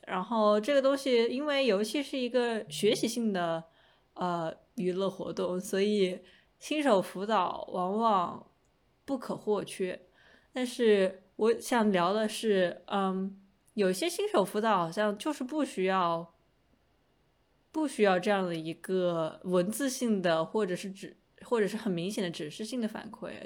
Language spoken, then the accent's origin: Chinese; Hunan, China; moved away; 至少在我的家乡